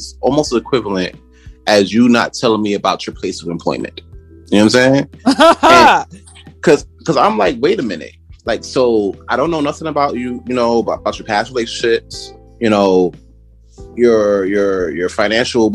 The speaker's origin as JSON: {"language": "English", "town": "New York City", "region": "New York", "country": "United States", "tie": "born or raised there", "said": "originally I'm from Brooklyn, born and raised."}